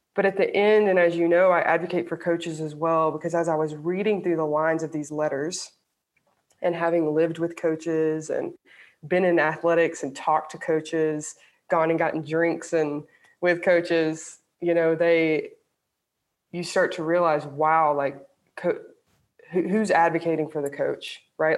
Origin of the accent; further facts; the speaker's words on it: Alabama, United States; I grew up in the South, I grew up in Alabama